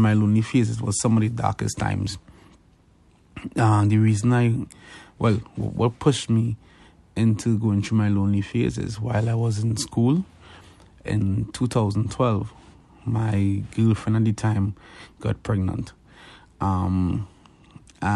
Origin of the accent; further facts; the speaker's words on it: Trinidad & Tobago; moved away as an adult; now in Canada; I'm from Trinidad and Tobago. I came to Canada in 2011